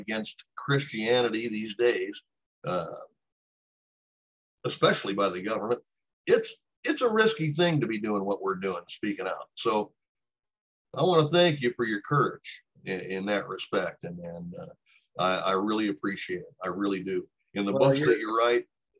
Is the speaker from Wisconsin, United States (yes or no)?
no; Texas, United States; now in Illinois, United States; what I consider to be my home state, which is Texas